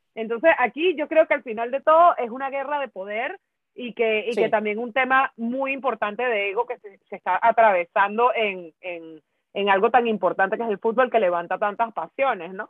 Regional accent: Brazil; yo como brasilera

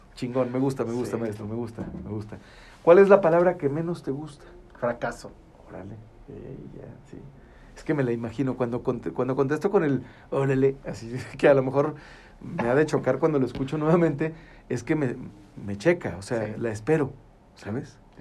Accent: Gómez Palacio, Durango, Mexico; somos del ombligo del mundo.

